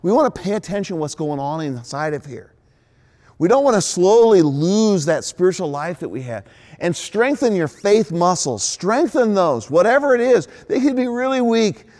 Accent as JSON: {"language": "English", "country": "United States", "said": "as Americans"}